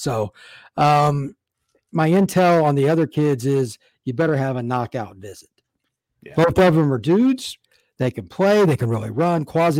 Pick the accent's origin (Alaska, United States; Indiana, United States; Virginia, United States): Indiana, United States; I'm from Indiana originally.